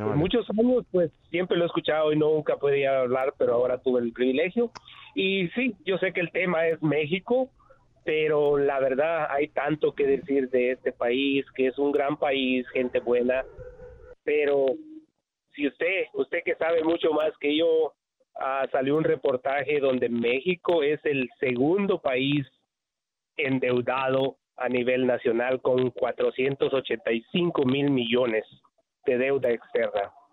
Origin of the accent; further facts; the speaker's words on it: Guatemala; yo no soy mexicano, soy guatemalteco